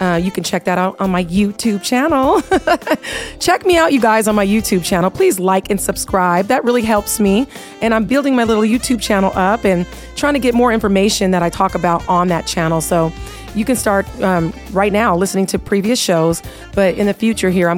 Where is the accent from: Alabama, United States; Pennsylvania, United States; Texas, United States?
Texas, United States; also born or lived in Seattle, Washington; now in Las Vegas, United States; I was raised in Texas, born in Seattle